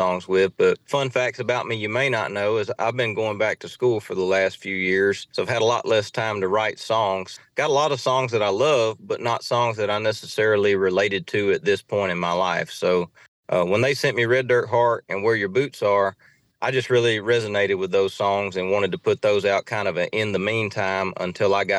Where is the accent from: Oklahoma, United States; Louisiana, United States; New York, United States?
Louisiana, United States; Saline; I grew up in a small town in Saline, Louisiana